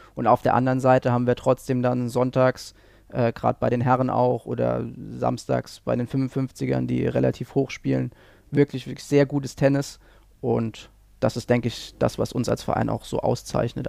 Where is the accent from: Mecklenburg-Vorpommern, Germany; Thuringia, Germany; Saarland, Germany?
Saarland, Germany; moved away; ich komme ursprünglich aus dem Saarland, dort habe ich dann auch angefangen